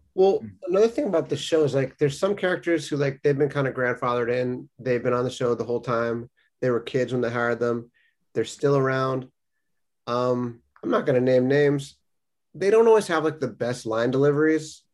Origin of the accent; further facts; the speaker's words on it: California, United States; now in New England, United States; I'm the Californian in the group living in New England now